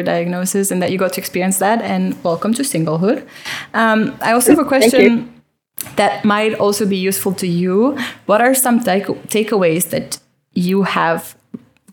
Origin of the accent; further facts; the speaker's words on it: Romania; I'm from Romania